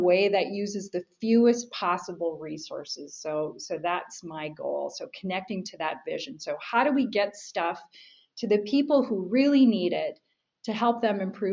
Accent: Minnesota, United States; I grew up in Minnesota

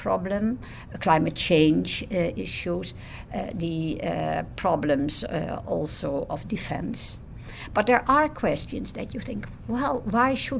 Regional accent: Netherlands; I'm from the Netherlands.

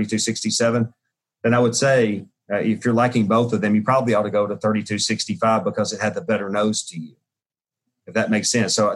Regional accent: Jackson, Tennessee, United States; I made Pringles potato chips and in my hometown of Jackson

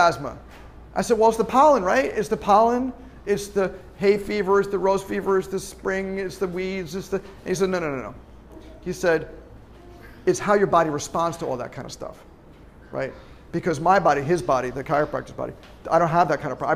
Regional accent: Long Island, New York, United States; moved away; driving home from SUNY Albany to Long Island, New York, where I'm from

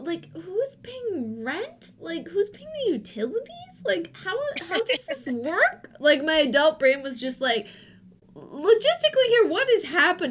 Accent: Minnesota, United States; I'm from Minnesota

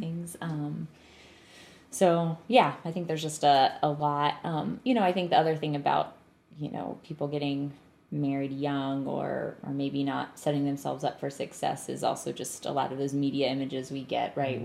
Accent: North Carolina, United States; I grew up in North Carolina

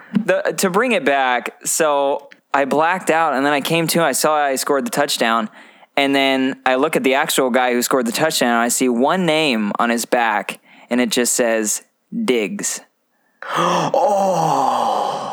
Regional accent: Oregon, United States; moved away; also born or lived in Montana; we're from Oregon and then Montana

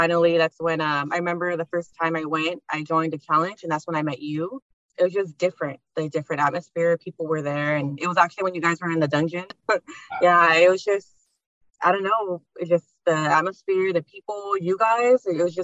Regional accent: Baldwin Park, California, United States; now in Covina, United States; I'm from Baldwin Park, 29 years old. I grew up with just two sisters.

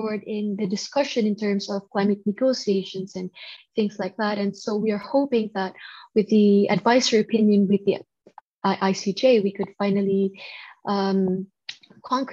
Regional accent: Philippines; growing up in the Philippines

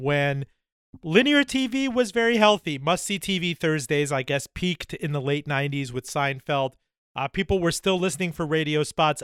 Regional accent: Miami, Florida, United States; Miami, my hometown

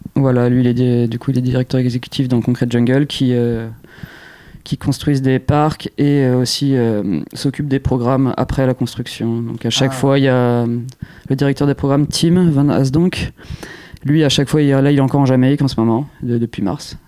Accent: Jouy-en-Josas, Île-de-France, France; À jouer en Josas, dans les Yvelines. Donc c'est là d'où je viens.

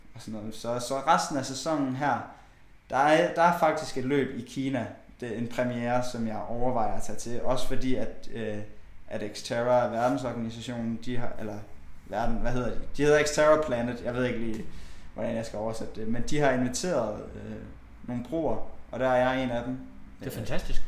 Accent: Bjerringbro, Central Denmark Region, Denmark; now in Aarhus, Denmark; vi har også et kanofirma hjemme i Bjerringbro

